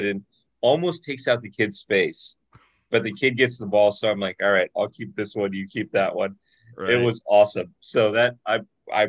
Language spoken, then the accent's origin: English; Orange County, California, United States; I grew up in Orange County, California